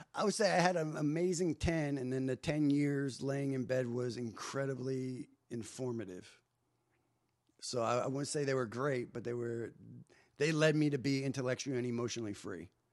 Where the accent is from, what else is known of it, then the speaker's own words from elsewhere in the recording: New Jersey, United States; moved away as an adult; also born or lived in Hollywood; I'm unfiltered kid from New Jersey at the time, twenty-two years old